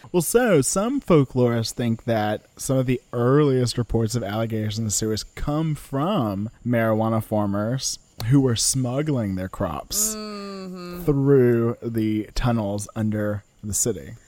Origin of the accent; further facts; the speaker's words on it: Louisiana, United States; I'm from Louisiana